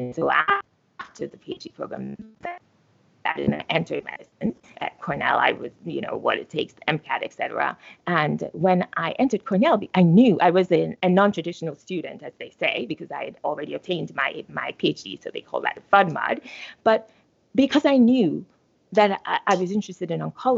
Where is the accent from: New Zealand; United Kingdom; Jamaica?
Jamaica; moved away as an adult; I was born in Jamaica, right? And I attended undergraduate school there, University of the West Indies